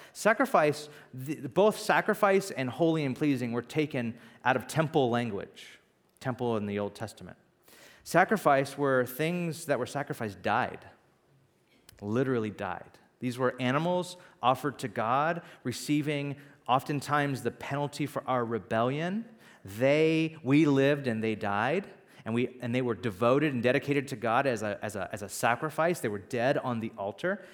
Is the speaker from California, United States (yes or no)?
yes; Bakersfield, California, United States; also born or lived in Santa Barbara, California; now in San Francisco, United States; I was born and raised in Bakersfield, California, which is the valley